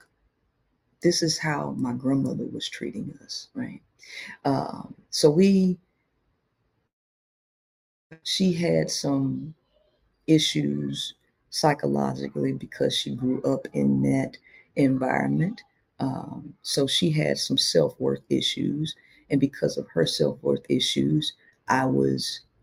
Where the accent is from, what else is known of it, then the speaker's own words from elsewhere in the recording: Shreveport, Louisiana, United States; I grew up in Shreveport, Louisiana